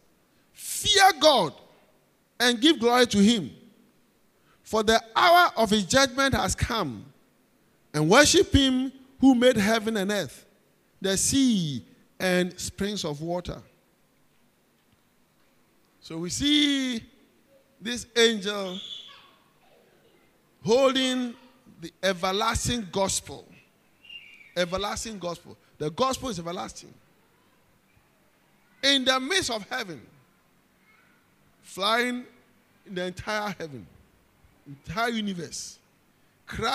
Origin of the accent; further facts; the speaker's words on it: Ghana; accent: Ghanaian; I'm from Ghana